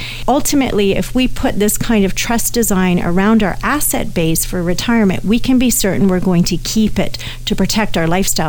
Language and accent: English; Canada; Even though I'm a Canadian, America has different legal systems than we do, as everyone knows. And so all of a sudden, I've put my own Canadian estate in jeopardy to, say, a liability.